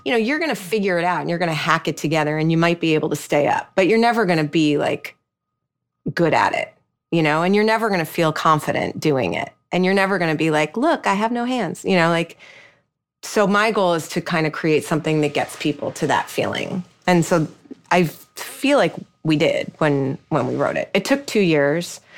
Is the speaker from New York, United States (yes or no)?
yes; New York, United States; I'm a New Yorker